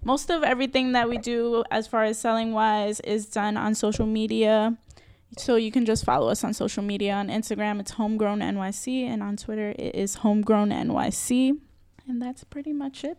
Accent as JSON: {"language": "English", "town": "New York City", "region": "New York", "country": "United States", "tie": "born or raised there", "said": "I'm born and raised in the Bronx"}